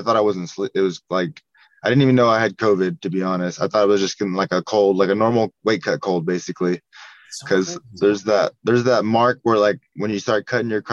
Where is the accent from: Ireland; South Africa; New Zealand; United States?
United States; small town near Woodland, California; I'm from Dunedin, California, like a small-ass town